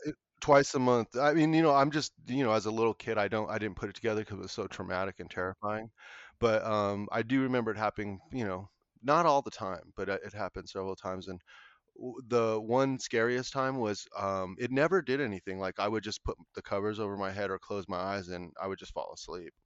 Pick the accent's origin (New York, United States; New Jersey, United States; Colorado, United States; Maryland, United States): Colorado, United States; I'm from Colorado, um, my family is originally all from, like, the San Luis Valley